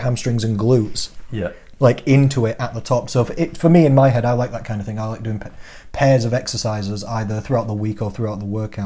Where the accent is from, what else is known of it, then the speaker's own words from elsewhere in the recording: Rotherham, Yorkshire and the Humber, United Kingdom; accent: Rotherham; my Rotherham accent